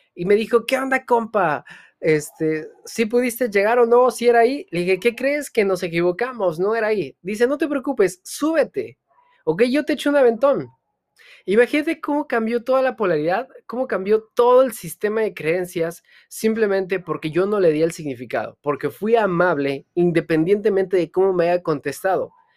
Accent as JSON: {"language": "Spanish", "region": "Hidalgo", "country": "Mexico", "said": "yo vengo de una comunidad en el estado de Hidalgo donde hablan otomí"}